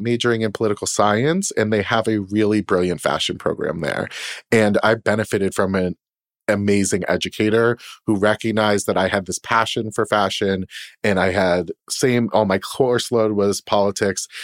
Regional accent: Boston, Massachusetts, United States; moved away as an adult; also born or lived in Poughkeepsie, New York / New York City; I'm from Boston. I was born and raised there

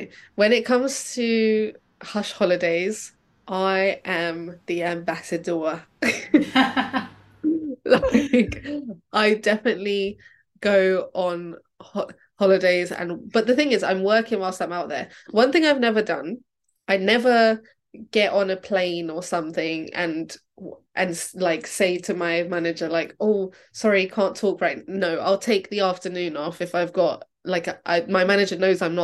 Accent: Brazil; moved away; because I'm from Brazil

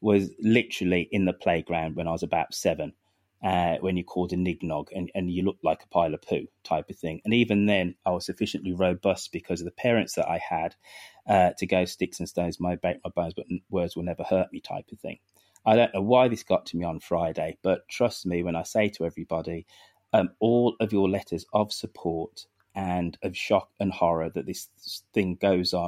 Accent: Birmingham, West Midlands, United Kingdom; I'm a bloody 5'7" Brummy bloke

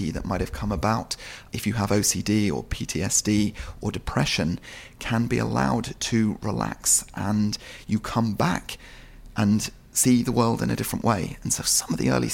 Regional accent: Marlow, South East England, United Kingdom; also born or lived in London; we moved when I was very young to a little town called Marlow on the River Thames

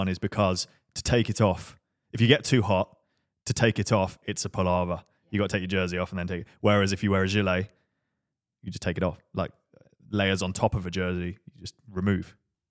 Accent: England, United Kingdom; Being English, we're trying to be polite and want like the chef to be really upset.

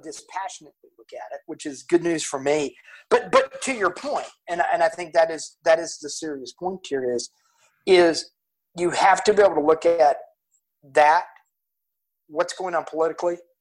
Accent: Houston, Texas, United States; we're from Houston, and for some unknown reason, I'm a Houston Texans fan

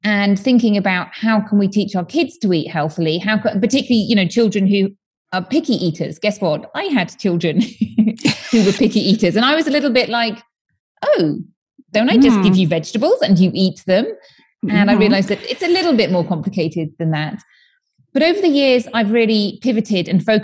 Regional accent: United Kingdom; moved away as an adult; now in Spain; I'm from the UK, as you may tell from my accent

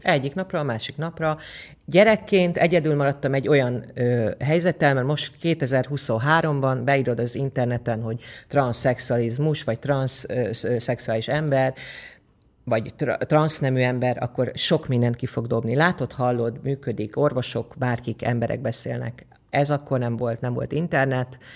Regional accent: Érd, Pest, Hungary; also born or lived in Budapest / Mezőkövesd (parents' origin) / England; érd, érden laktunk, ja, Pestre Pestnek számítom magam, mert óvodába, iskolába ér, Pestre jártam.

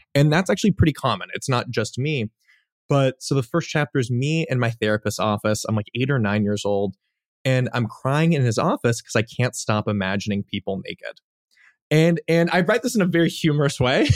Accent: Los Angeles, California, United States; I grew up in the Los Angeles Valley

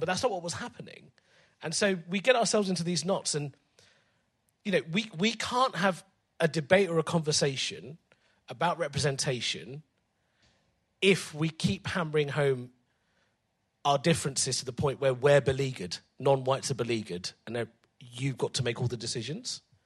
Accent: England, United Kingdom; I love being English

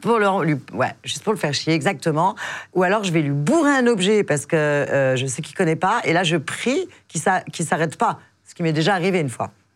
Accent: Biarritz, Nouvelle-Aquitaine, France; now in Paris, France; je suis du Biarritz, dans le sud-ouest

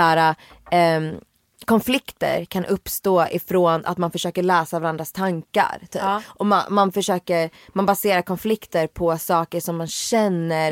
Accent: Sweden; bott i Sverige hela mitt liv, jag känner mm. mig 100% svensk

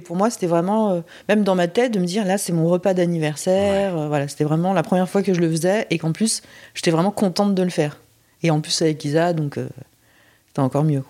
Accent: France; also born or lived in Busan, South Korea; j'ai été élevée par des parents français

